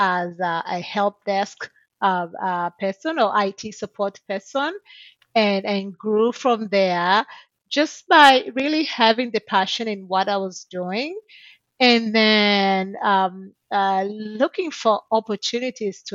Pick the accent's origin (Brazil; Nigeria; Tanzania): Tanzania; moved away as an adult; now in United States; I'm originally from Tanzania, and when I graduated from high school in Tanzania